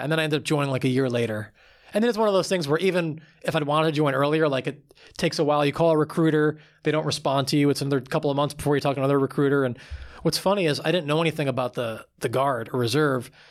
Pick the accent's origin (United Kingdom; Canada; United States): United States; Long Island, New York; I grew up on Long Island, about, um, like thirty, forty minutes outside of New York City